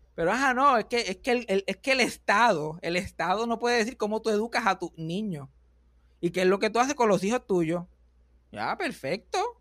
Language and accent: Spanish; Puerto Rico